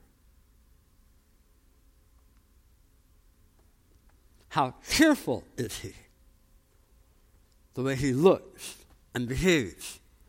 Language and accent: English; Philadelphia, Pennsylvania, United States; I come from Philadelphia.